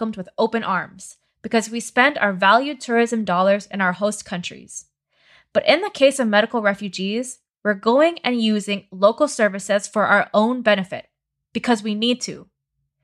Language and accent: English; United States; I'm an American medical refugee.